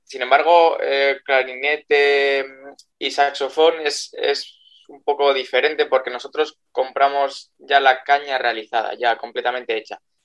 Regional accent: Briviesca, Castile and León, Spain; Yo soy de Briviesca, sí, de Burgos

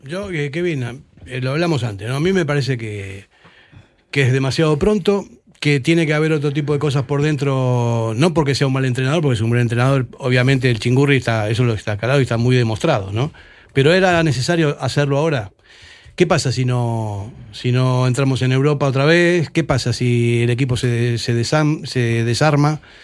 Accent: Argentina; now in Spain; yo como argentino

